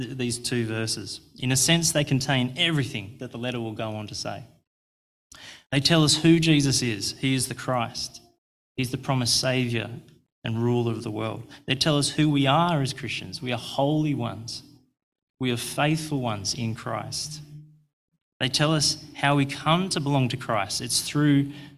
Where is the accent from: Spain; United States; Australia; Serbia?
Australia; I'm Australian